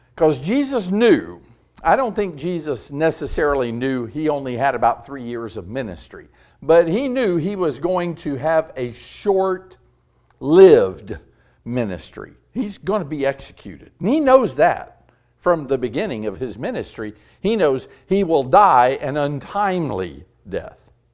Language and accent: English; Tampa, Florida, United States; moved away as an adult; also born or lived in Louisville, Kentucky / Cleveland, Mississippi / Concord, North Carolina; I grew up in Tampa, Florida, and, uh, South Tampa